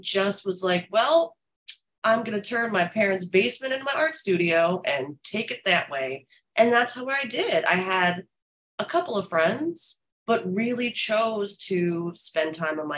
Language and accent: English; New Jersey, United States; also born or lived in Los Angeles / Florida; now in New York, United States; I'm from North Jersey, but I lived in Los Angeles and I lived in Florida